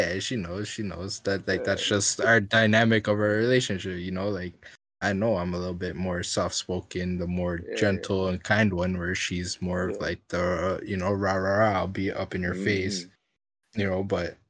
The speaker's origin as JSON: {"language": "English", "town": "Orange County", "region": "California", "country": "United States", "tie": "born or raised there", "said": "I grew up in Orange County, bro."}